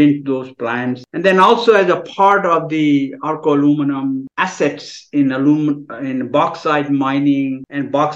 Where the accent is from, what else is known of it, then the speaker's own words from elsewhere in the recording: India; moved away as an adult; now in United States; I'm from India originally. I did my bachelor's and master's in India